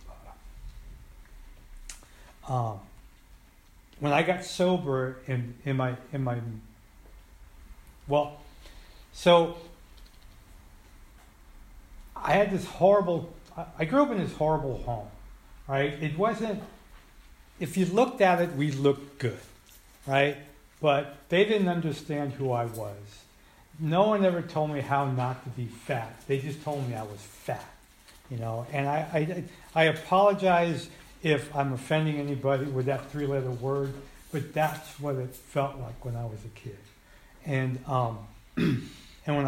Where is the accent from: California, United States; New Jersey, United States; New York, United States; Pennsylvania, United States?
California, United States; Colma; also born or lived in San Francisco; I grew up in Colma and had a lot of family in the city. I grew up on the Muni